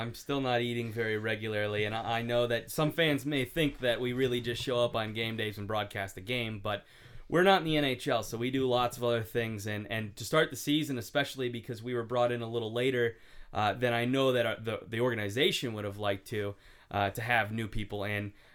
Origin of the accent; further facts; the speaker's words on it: Cincinnati, Ohio, United States; also born or lived in Buffalo; now in Stockton, United States; I grew up mostly in Cincinnati